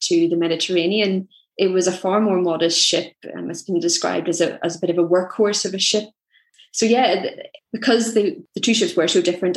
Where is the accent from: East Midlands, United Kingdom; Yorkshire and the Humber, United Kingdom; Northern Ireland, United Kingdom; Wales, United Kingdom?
Northern Ireland, United Kingdom; Belfast; I'm from Belfast